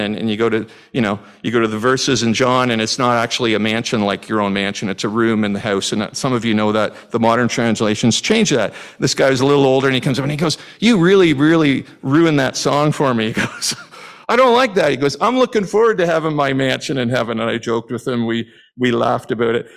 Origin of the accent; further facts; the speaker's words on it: Canada; As a Canadian